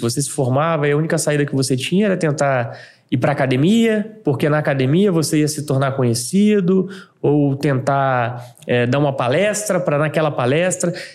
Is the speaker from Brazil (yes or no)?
yes; Vila Velha, Espírito Santo, Brazil; eu sou de Vila Velha